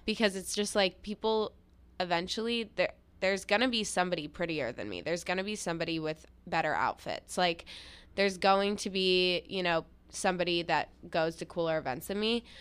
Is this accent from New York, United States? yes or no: yes; New York City, New York, United States; I grew up in New York City